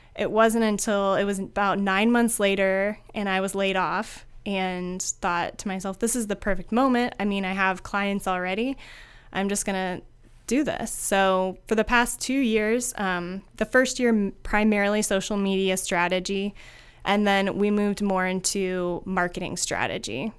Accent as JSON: {"language": "English", "town": "Findlay", "region": "Ohio", "country": "United States", "tie": "born or raised there", "also_born_or_lived": "Chicago", "moved": "as an adult", "said": "I am born and raised in Findlay, Ohio"}